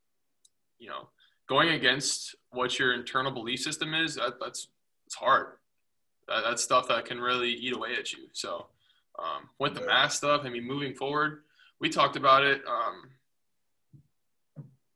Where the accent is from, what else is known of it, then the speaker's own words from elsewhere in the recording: United States; where we live as an American